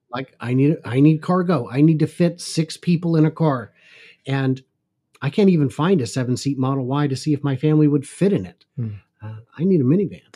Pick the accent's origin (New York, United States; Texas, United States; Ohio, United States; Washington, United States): Washington, United States; suburbs north of Seattle; I grew up in north of the suburbs north of Seattle.